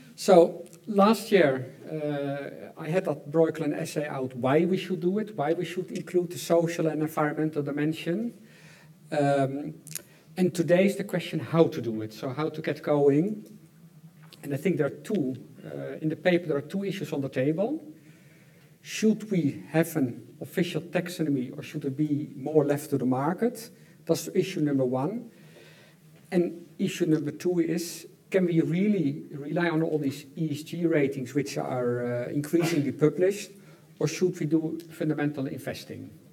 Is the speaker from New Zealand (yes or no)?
no; Netherlands; I'm from the Netherlands